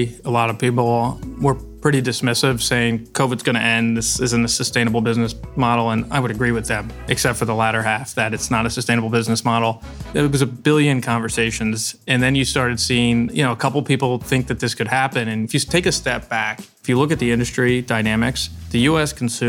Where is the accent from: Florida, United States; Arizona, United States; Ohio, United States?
Ohio, United States; Bexley; also born or lived in New York City; I grew up in Bexley. On the east side, went to Bexley High School